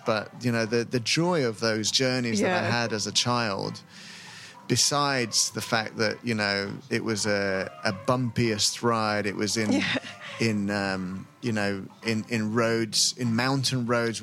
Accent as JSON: {"language": "English", "region": "Lima", "country": "Peru", "tie": "born or raised there", "said": "I grew up in Lima"}